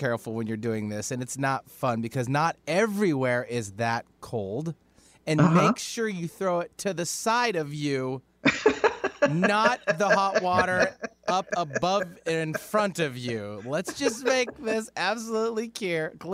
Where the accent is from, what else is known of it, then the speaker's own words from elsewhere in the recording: Alaska, United States; I'm from Alaska